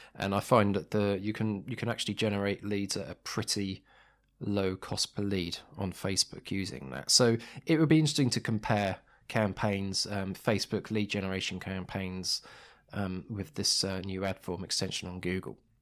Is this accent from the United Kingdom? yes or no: yes; United Kingdom; as a British consumer